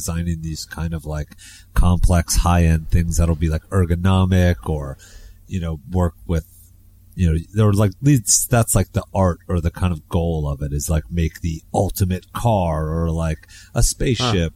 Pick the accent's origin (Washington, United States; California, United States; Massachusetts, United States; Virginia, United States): Virginia, United States; Fredericksburg; moved away as an adult; also born or lived in Providence, Rhode Island / Brooklyn, New York; now in New York, United States; I'm actually from Virginia, Fredericksburg, Virginia